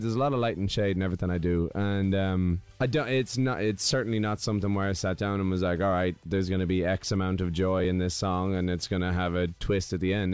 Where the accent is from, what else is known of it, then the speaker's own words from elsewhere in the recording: Ireland; moved away; where I grew up, it's it's just fields on one side and forest